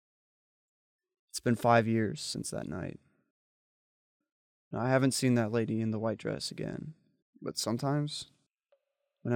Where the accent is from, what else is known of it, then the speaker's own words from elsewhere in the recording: Dallas, Texas, United States; moved away; I'm originally from Dallas